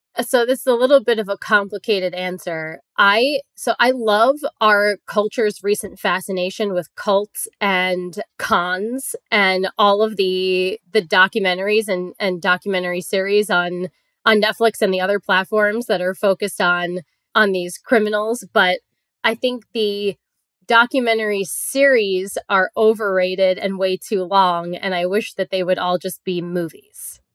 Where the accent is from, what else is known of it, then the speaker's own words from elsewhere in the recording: Long Island, New York, United States; I grew up on Long Island